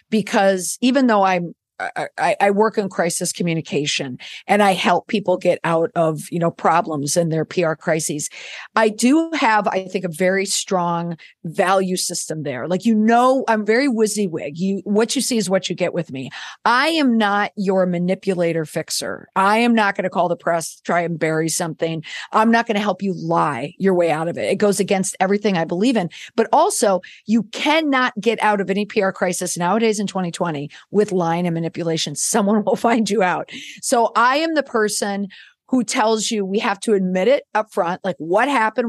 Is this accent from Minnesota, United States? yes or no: yes; Minneapolis, Minnesota, United States; I'm from the Midwest. I grew up in the Twin Cities